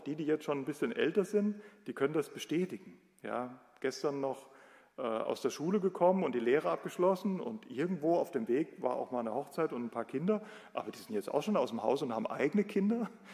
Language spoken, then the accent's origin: German; Germany; bei uns in Deutschland